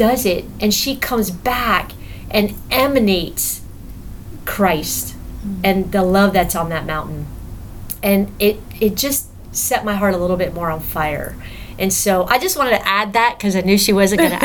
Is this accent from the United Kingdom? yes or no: no; Miami, Florida, United States; moved away; I'm from Miami, so I grew up with all the Cubans down in Miami